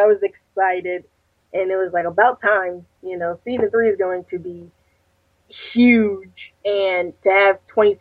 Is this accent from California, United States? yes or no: no; Connecticut, United States; I'm from Connecticut